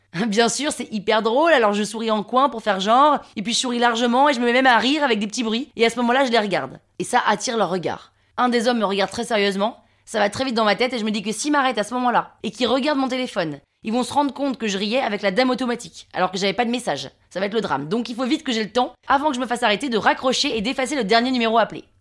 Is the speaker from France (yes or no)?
yes; Paris, Île-de-France, France; 35 hein. ans, parisienne